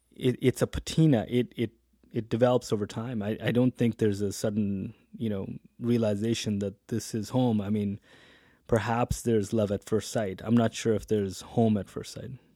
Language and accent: English; interior British Columbia, Canada; moved away as an adult; also born or lived in Hamilton, Ontario / Edmonton; now in Calgary, Canada; born in Hamilton, Ontario, came out to the West, grew up in B C, interior B C